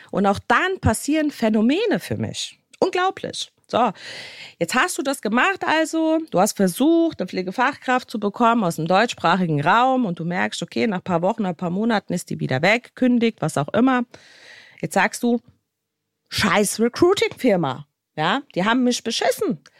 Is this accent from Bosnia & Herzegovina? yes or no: yes; Bosnia & Herzegovina; Ihr wisst ja, ich komme aus Bosnien und Herzegowina und Bosnien ist ein Land, was so ein bisschen ziemlich hinten dran steht mit allem, was sie tun.